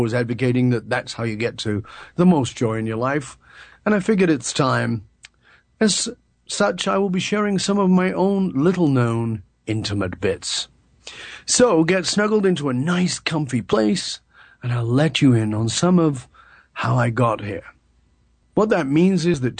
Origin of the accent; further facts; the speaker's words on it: United Kingdom; moved away as an adult; also born or lived in British Columbia; I was born in the UK in the late 1950s, and although I've been gone from the UK much longer than I lived there